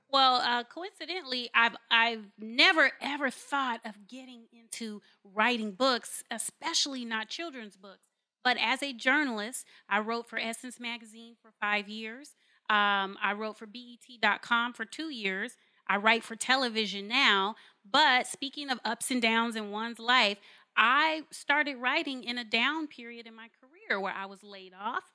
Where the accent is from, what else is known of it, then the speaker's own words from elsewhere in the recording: Carson, California, United States; moved away as an adult; I'm born and raised in Los Angeles, California, in a park called Carson